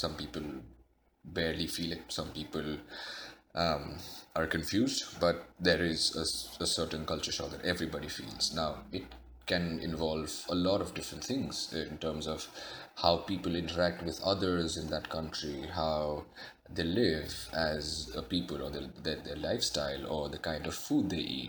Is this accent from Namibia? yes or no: no; India; moved away; Growing up in India, I was used to eating my food with my hands